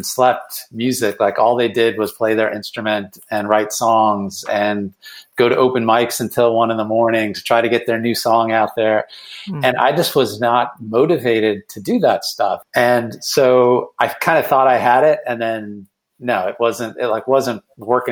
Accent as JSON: {"language": "English", "town": "Cleveland", "region": "Ohio", "country": "United States", "tie": "born or raised there", "also_born_or_lived": "Boston", "moved": "as an adult", "said": "I then moved back to my hometown of Cleveland"}